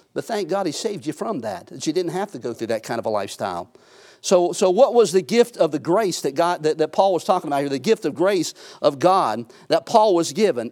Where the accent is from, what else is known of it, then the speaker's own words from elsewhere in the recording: United States; I'm an American, I'm a citizen here on this earth